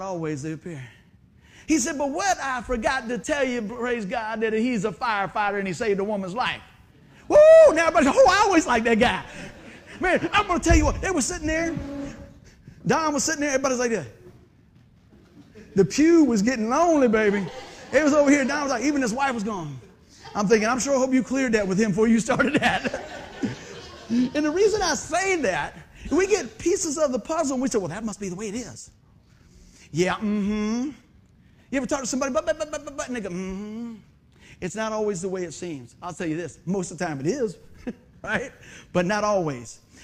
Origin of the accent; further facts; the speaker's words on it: Hampton, Virginia, United States; growing up in Buckrow